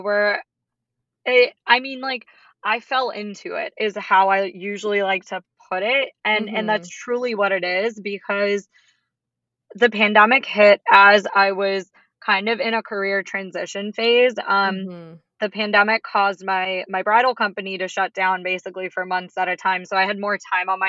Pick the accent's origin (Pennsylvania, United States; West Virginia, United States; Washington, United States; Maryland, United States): Maryland, United States; Baltimore; I am from the Baltimore, D.C. area